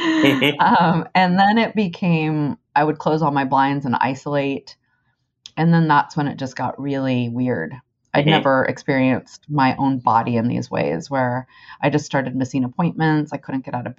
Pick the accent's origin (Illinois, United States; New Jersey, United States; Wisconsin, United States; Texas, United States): Texas, United States; growing up in Texas